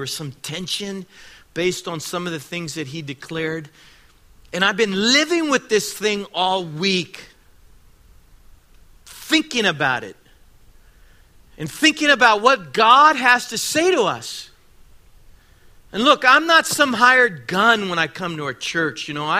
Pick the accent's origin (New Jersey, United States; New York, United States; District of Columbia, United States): District of Columbia, United States; Washington; born there; I'm 59 years old. I was born in Washington, D.C.